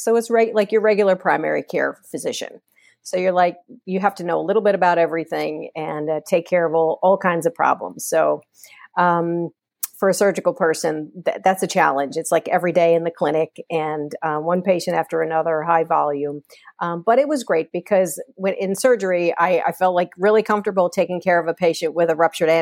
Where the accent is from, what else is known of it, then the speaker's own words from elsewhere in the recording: Port Chester, New York, United States; born and raised in Portchester, New York